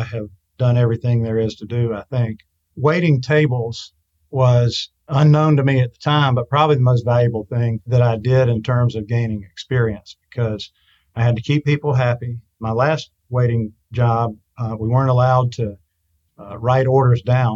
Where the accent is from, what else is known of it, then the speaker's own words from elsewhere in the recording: Albany, Georgia, United States; now in Atlanta, United States; our small community where I grew up in Albany, Georgia, which is in the southwest corner of the state